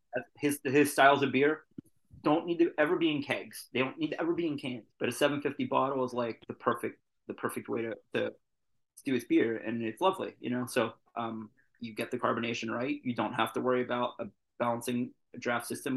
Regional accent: Pittsburgh, Pennsylvania, United States; I'm from Pittsburgh

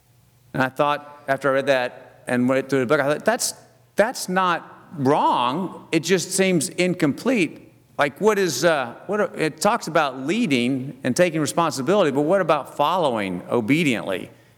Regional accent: Oklahoma, United States; also born or lived in Texas / Louisiana / Mississippi; I said, "Well, I'm from Oklahoma." She said, "Oh, yeah, but where are you from originally?" I said, "Well, I was born in Texas. I lived all over Texas, Louisiana, Mississippi, but really I'm from Oklahoma."

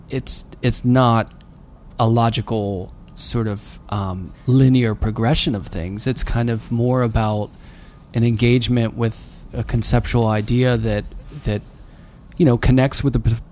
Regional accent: Pittsburgh, Pennsylvania, United States; I mean, I'm from Pittsburgh.

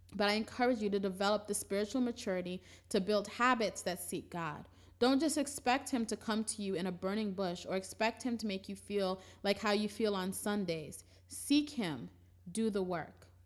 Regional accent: New York City, New York, United States; We're originally from Brooklyn.

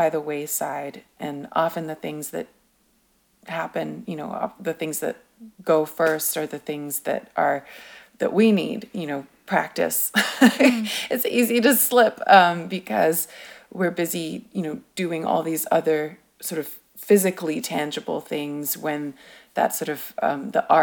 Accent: Japan; also born or lived in United Kingdom; I was born in Japan, so my parents gave me a Japanese name

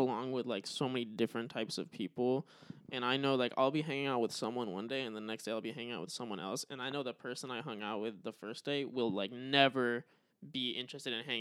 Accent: United States; I was born in America. Obviously I identify as like being American

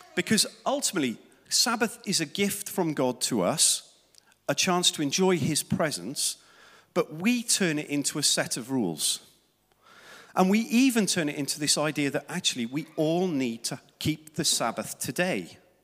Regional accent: South Wales, United Kingdom; Growing up in Wales in the sun, seventies

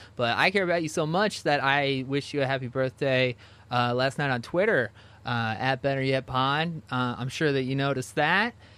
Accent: New Jersey, United States; I grew up in New Jersey

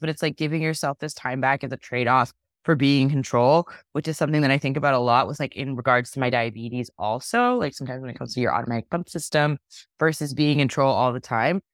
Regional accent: Dallas, Texas, United States; growing up in Dallas, like, you'll see a piece of Big Tex on the highway

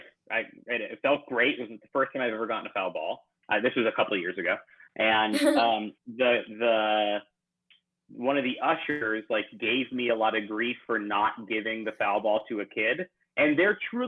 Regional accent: San Diego, California, United States; I grew up in San Diego

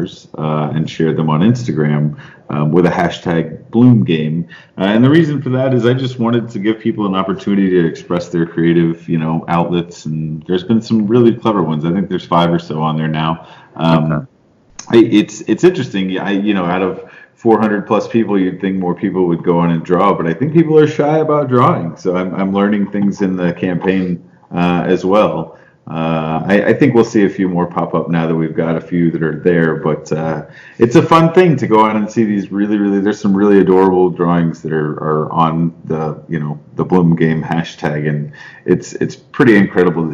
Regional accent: San Antonio, Texas, United States; I was raised in San Antonio, Texas

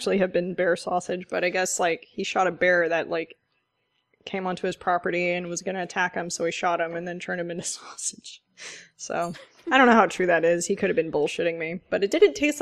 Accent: San Francisco, California, United States; I grew up in San Francisco

